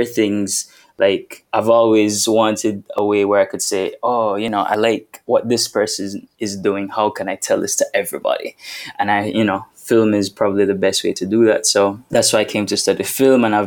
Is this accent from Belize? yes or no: yes; Belize; moved away as an adult; also born or lived in United States; now in Jamaica; I'm Belizean, born and raised, lived almost all my entire life